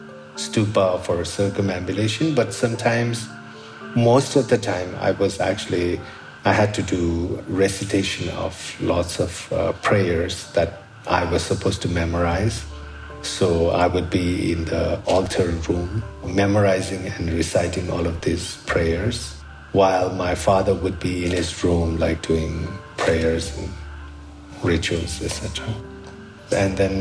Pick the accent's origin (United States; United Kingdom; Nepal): Nepal; Kathmandu, Bagmati; I was born here in Nepal into a Buddhist family